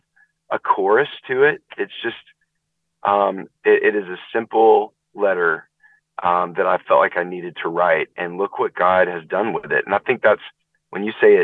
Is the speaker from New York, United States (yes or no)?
no; Nashville, Tennessee, United States; I grew up in Nashville, not too far from Chattanooga